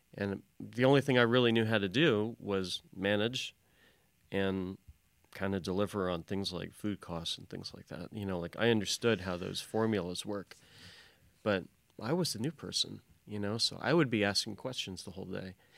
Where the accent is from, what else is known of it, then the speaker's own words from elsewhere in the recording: Louisville, Kentucky, United States; I'm from, from Louisville, Kentucky.